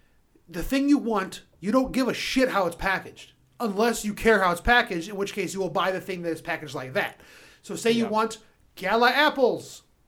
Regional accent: United States; I'm American.

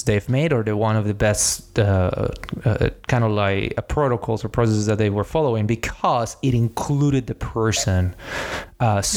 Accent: Mexico; I am from Mexico

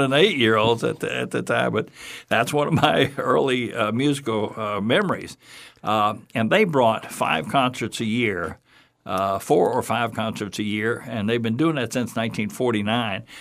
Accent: Fort Myers, Florida, United States; I was raised here in Fort Myers, born in Fort Myers, raised here

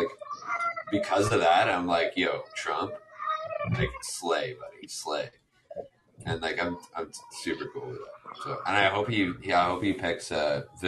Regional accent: Canada; I'm a Canadian

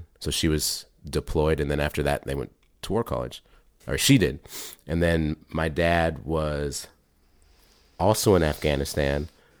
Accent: Washington, United States; also born or lived in Texas / Germany; I was born in Texas, but grew up in Washington in Germany.

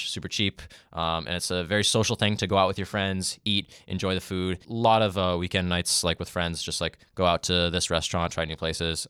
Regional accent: Canada; And I eventually just settled on mostly just saying, like, I'm Canadian.

